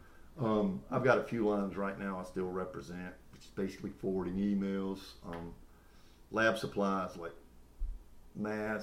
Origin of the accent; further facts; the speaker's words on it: Myrtle Beach, South Carolina, United States; I grew up in Myrtle Beach, for the most part, because my stepdad had a camper in Springmaid.